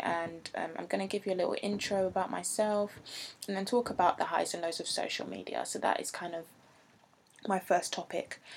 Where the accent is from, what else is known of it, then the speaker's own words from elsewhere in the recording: England, United Kingdom; accent: English; I'm not American, so I'm going to say that in an English accent